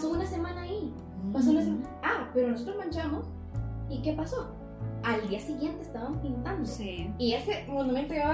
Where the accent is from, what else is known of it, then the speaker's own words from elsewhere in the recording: El Salvador; Y yo soy salvadoreña, mujer.